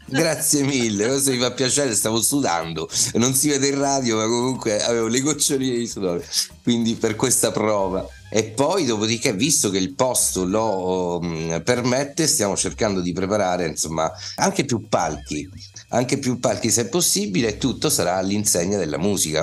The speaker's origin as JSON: {"language": "Italian", "town": "Rome", "region": "Lazio", "country": "Italy", "said": "sono di Roma"}